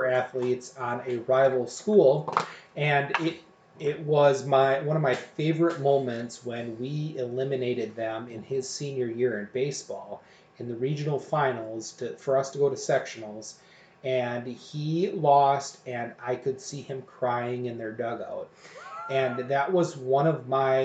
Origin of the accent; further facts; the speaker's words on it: Oshkosh, Wisconsin, United States; I grew up in Oshkosh, and I went to Oshkosh West High School